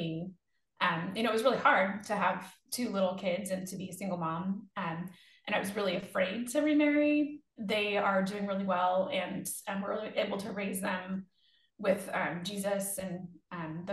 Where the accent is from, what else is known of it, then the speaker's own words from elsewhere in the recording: Northern California, United States; moved away as an adult; I was born in Northern California and lived there until I went to college